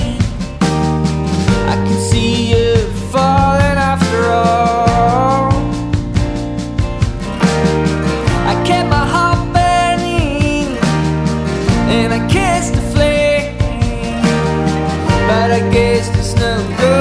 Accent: New York City, New York, United States; my hometown of Brooklyn, New York

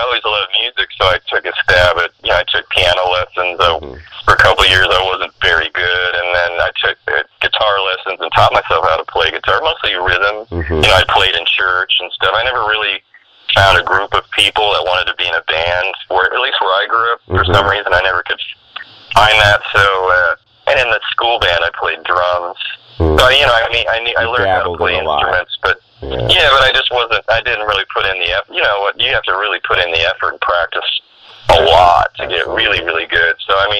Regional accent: Sacramento, California, United States; also born or lived in Maryland; My dad was in the Air Force, so I was born in Maryland, and then we lived in Sacramento when I was a kid

